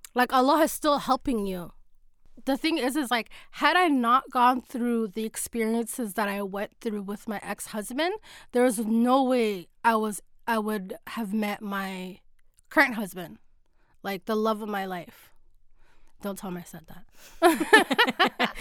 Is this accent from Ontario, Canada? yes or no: yes; Toronto, Ontario, Canada; from Toronto